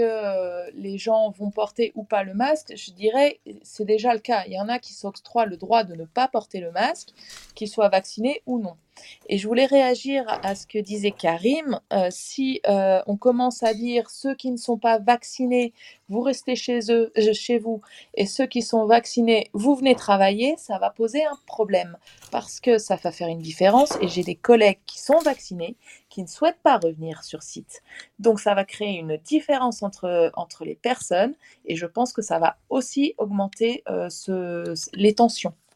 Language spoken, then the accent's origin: French; Paris, Île-de-France, France; je suis parisienne